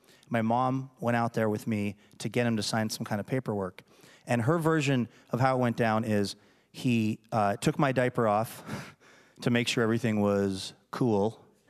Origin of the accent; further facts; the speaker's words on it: United States; But I'm an American and I don't take no for an answer.